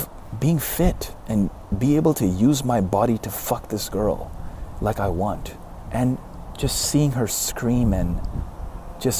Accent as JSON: {"language": "English", "town": "Karachi", "region": "Sindh", "country": "Pakistan", "tie": "born or raised there", "moved": "yes", "lives_now": "Dallas, United States", "said": "I came to Dallas from Pakistan. I'm a Pakistani. I was born in Karachi, Pakistan"}